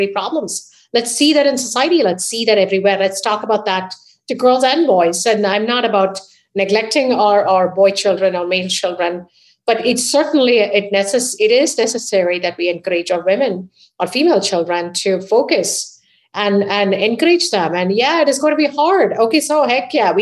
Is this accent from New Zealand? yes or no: no; India; moved away as an adult; now in United States; I was raised in India